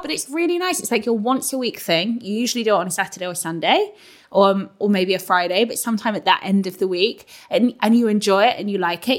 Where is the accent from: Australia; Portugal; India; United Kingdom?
United Kingdom; London; moved away as an adult; now in Northampton, United Kingdom; I'm a Londoner, and like I live now in Northampton with James